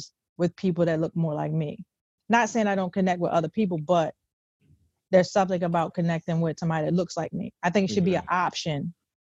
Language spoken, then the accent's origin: English; Cambridge, Maryland, United States; I'm from the Eastern Shore of Maryland, Cambridge, Maryland, Groove City.